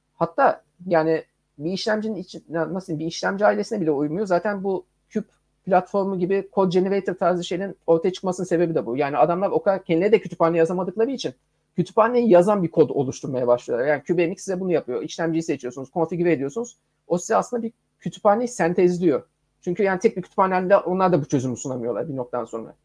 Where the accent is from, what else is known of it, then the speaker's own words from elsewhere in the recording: Adana, Turkey; now in Istanbul, Turkey; Ben bu arada Adanalıyım.